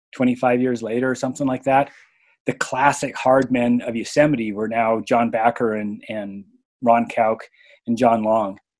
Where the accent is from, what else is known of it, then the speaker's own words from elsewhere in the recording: Canada; now in Bishop, United States; I live in Bishop, California. And I grew up in Canada